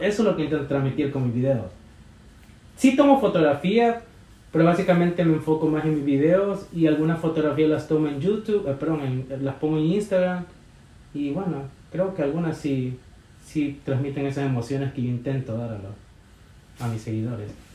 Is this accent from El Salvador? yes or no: yes; El Salvador; now in New York, United States; soy del Salvador